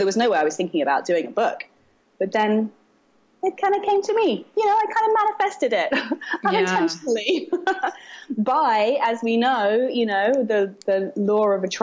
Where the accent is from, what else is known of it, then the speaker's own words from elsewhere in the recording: London, United Kingdom; moved away as an adult; also born or lived in Brooklyn, New York; now in New York, United States; I'm from London originally.